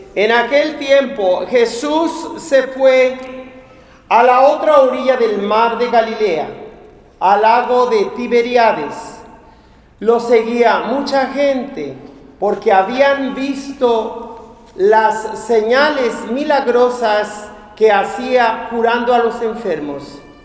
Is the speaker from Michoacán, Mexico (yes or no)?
yes; Ario de Rosales, Michoacán, Mexico; moved away; mi pueblo, Ario de Rosales